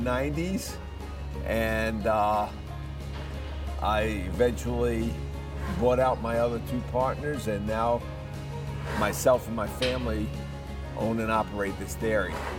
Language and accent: English; New York City, New York, United States; moved away as an adult; also born or lived in Ithaca, New York / Florida; now in Montezuma, Georgia, United States; I'm from the Bronx in New York City